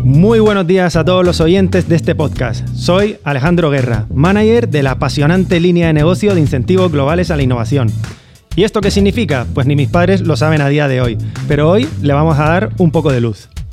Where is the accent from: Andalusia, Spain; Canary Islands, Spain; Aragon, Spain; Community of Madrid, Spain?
Canary Islands, Spain; moved away as an adult; now in Valencia, Spain; siendo canario